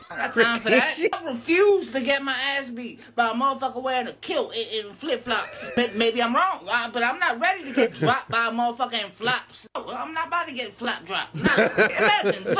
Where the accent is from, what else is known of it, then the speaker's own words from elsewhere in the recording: Florida, United States; I'm from Florida. There don't be a lot of y'all over here.